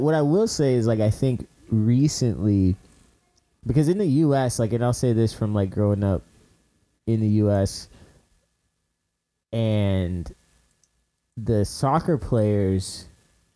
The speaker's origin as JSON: {"language": "English", "country": "United States", "tie": "born or raised there", "said": "growing up in the States"}